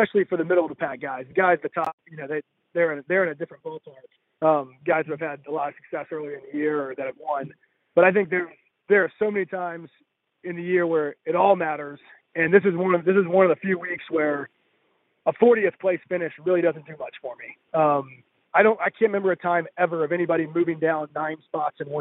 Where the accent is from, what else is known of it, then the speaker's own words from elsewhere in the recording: Mobile, Alabama, United States; grainy greens like I grew up on in Mobile